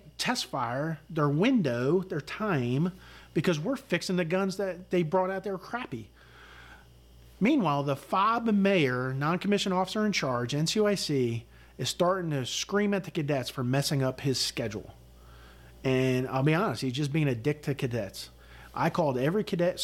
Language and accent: English; Newton, New Jersey, United States; moved away as an adult; also born or lived in Connecticut; New Jersey, where I grew up in Newton